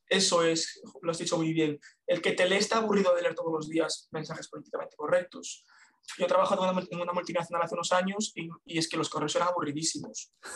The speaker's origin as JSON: {"language": "Spanish", "town": "A Coruña", "region": "Galicia", "country": "Spain", "tie": "born or raised there", "said": "soy de La Coruña, ya veremos si me muevo"}